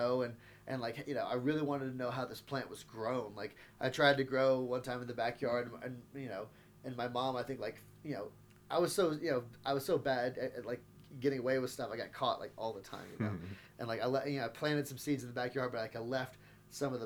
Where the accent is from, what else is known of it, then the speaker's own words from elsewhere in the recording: Texas, United States; now in Denver, United States; I'm from Texas.